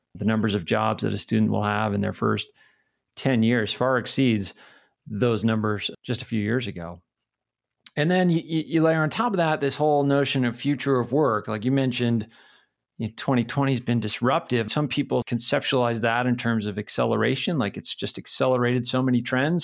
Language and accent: English; New Hampshire, United States; moved away as an adult; also born or lived in Pennsylvania / California / Philadelphia / Connecticut; now in Missoula, United States; I grew up in New Hampshire